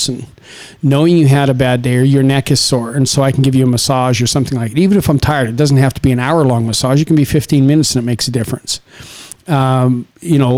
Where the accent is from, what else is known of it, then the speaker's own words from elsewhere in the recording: Saskatchewan, Canada; it's a farming community in Saskatchewan, which again, I'm like two generations away from people that settle the land.